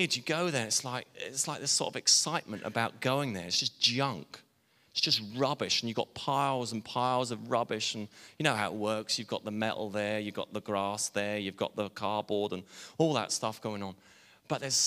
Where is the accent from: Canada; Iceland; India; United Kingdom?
United Kingdom; England; I'm English